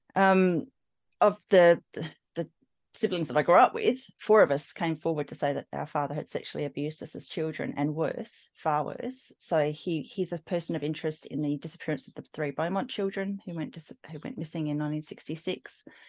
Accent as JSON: {"language": "English", "town": "Adelaide", "region": "South Australia", "country": "Australia", "tie": "born or raised there", "said": "I grew up in South Australia, in Adelaide"}